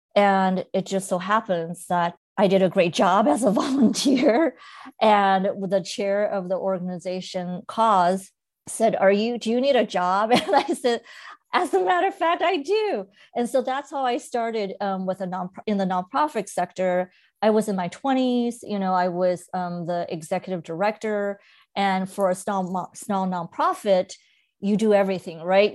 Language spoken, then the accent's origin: English; Monterey Park, California, United States; English is a second language; also born or lived in mainland China; growing up in Monterey Park